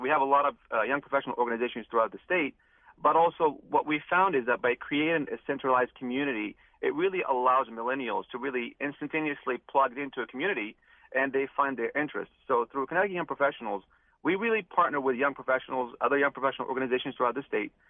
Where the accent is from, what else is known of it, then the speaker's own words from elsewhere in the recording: Morocco; now in Connecticut, United States; I'm originally from Morocco